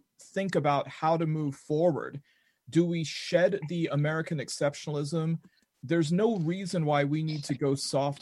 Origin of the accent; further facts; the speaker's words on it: United Kingdom; I'm a British.